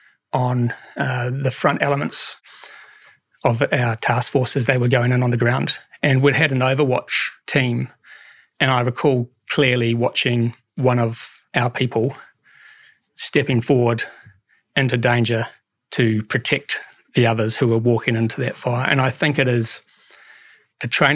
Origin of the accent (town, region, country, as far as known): New Zealand